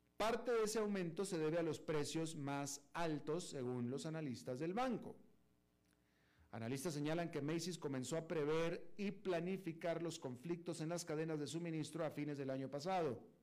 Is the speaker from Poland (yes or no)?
no; Monterrey, Nuevo León, Mexico; moved away; yo me quedé en Monterrey porque yo soy de Monterrey y yo estaba visitando a la familia